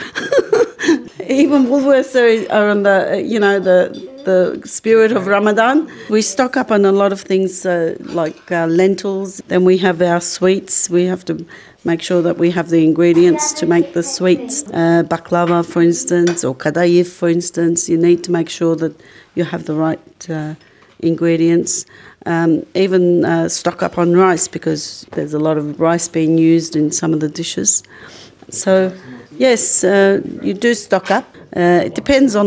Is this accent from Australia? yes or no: yes; Australia; we grew up in Australia